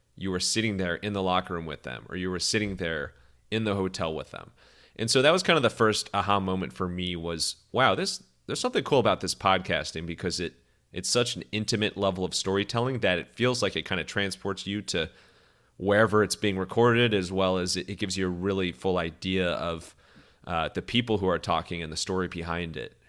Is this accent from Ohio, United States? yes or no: yes; Cleveland, Ohio, United States; I'm from Cleveland